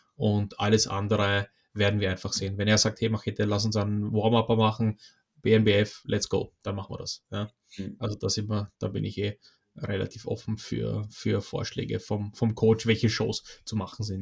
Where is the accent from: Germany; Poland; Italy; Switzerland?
Poland; moved away; ich komme ursprünglich aus Polen